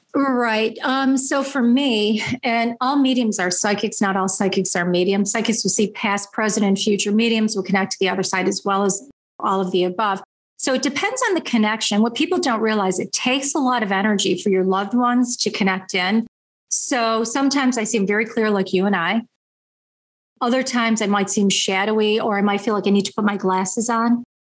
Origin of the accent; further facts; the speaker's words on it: Niagara Falls, New York, United States; now in Buffalo, United States; I was born in Niagara Falls, New York, the American side